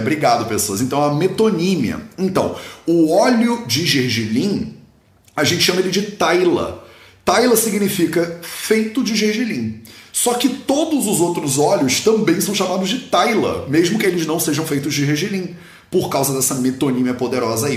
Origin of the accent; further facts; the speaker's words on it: Brazil; eu sou brasileiro